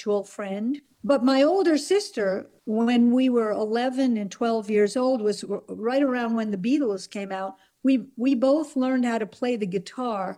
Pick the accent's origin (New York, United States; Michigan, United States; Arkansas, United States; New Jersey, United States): New Jersey, United States; We grew up in New Jersey